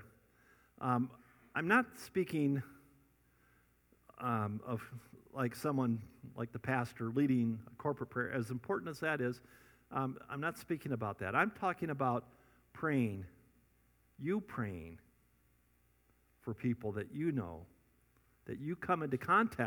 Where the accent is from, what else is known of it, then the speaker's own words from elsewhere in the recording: Scottsdale, Arizona, United States; I'm from Scottsdale.